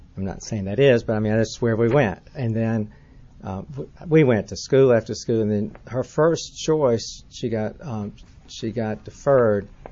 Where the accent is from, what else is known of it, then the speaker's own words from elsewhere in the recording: Atlanta, Georgia, United States; I grew up in Atlanta, I learned to drive in Atlanta.